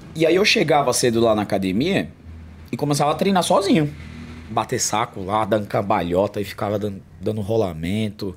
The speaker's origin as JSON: {"language": "Portuguese", "region": "São Paulo", "country": "Brazil", "tie": "born or raised there", "said": "Eu vim da, da quebrada, nasci na periferia mesmo."}